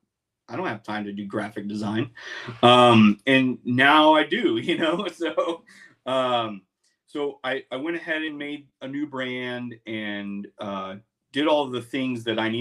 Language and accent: English; Lubbock, Texas, United States; also born or lived in Chicago; now in Austin, United States; move back to my my hometown, Lubbock